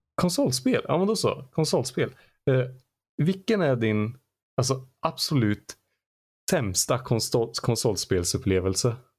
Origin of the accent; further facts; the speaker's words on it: Arvika, Värmland, Sweden; i Arvika där jag kommer ifrån